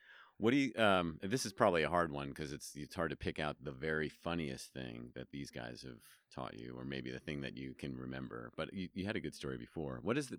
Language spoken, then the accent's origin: English; New York, United States; also born or lived in Washington, D.C.; now in Reno, United States; I'm originally from New York, so it's a little bit, and lived in D.C. for a long time.